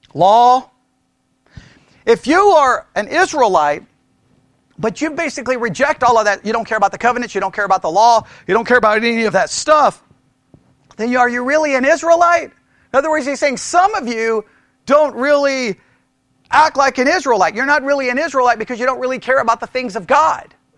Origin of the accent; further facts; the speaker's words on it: Texas, United States; You can't get more Texan than being born in Texas on Texas Independence Day than me